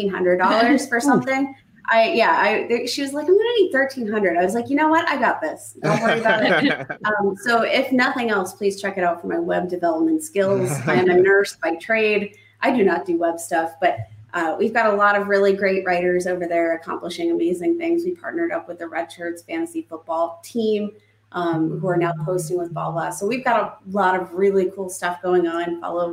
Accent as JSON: {"language": "English", "region": "Ohio", "country": "United States", "tie": "born or raised there", "said": "so I'm originally from Ohio, and I'm very close. My hometown's very close to the Pennsylvania border."}